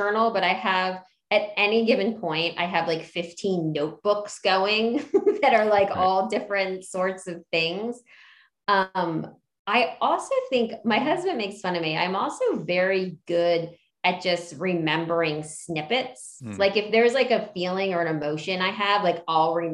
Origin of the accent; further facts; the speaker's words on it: outside of Philadelphia, Pennsylvania, United States; also born or lived in Hawaii; I was born in Hawaii, and then I grew up outside of Philly